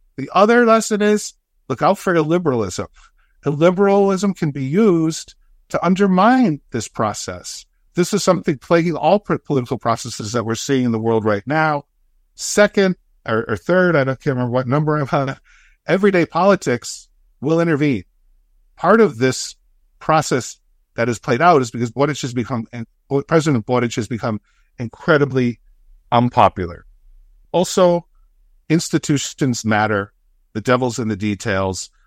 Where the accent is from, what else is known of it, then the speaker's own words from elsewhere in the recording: United States; as an American